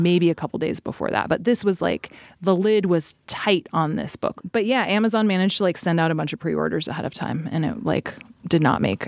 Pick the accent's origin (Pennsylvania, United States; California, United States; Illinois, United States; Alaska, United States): Alaska, United States; growing up in Alaska